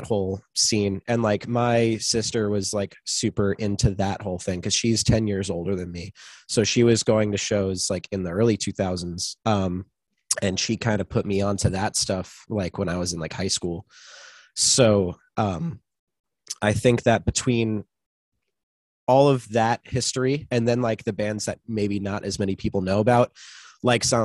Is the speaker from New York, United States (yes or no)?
yes; Long Island, New York, United States; it was in my hometown